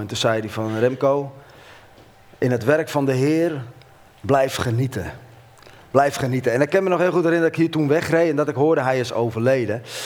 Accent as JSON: {"language": "Dutch", "town": "Hoorn", "region": "North Holland", "country": "Netherlands", "tie": "born or raised there", "moved": "as an adult", "lives_now": "Heerlen, Netherlands", "said": "ik ben opgegroeid in Horen. Ik ben een West-Fries, eenentwintig jaar in Horen gewoond."}